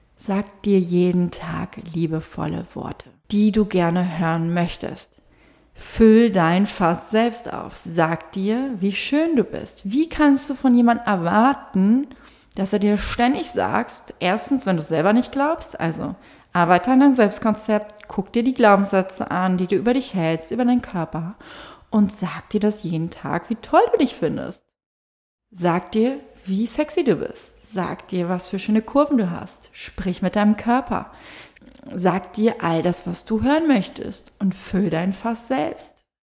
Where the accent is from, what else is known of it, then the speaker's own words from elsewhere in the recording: Fehmarn, Schleswig-Holstein, Germany; moved away; auf Fehmarn war, auf, da wo ich herkomme